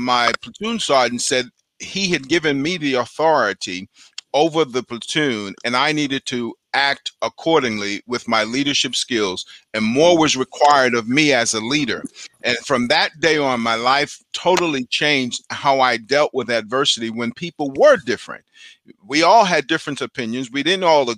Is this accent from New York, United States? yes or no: yes; New York City, New York, United States; a guy growing up in Brooklyn